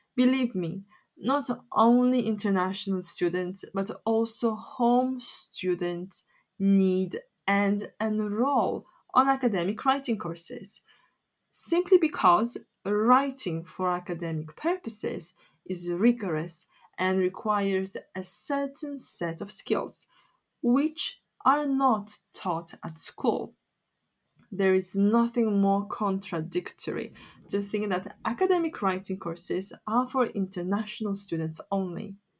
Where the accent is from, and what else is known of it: Poland; English is a second language; moved away as an adult; now in United Kingdom